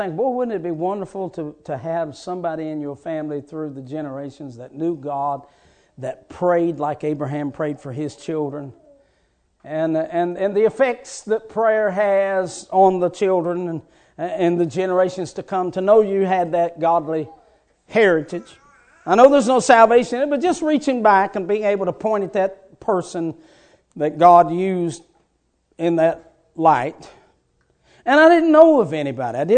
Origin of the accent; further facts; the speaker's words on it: West Virginia, United States; moved away; I was raised in West Virginia